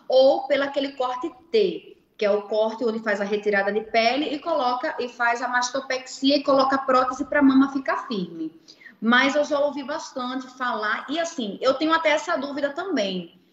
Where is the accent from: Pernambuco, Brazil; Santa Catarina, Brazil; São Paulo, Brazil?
Pernambuco, Brazil; Recife; moved away; o Recife, né, que é a minha terra